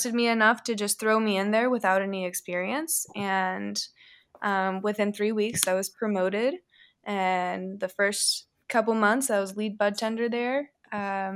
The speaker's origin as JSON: {"language": "English", "town": "McMinnville", "region": "Oregon", "country": "United States", "tie": "born or raised there", "said": "I grew up in McMinnville, Oregon, which is like wine country"}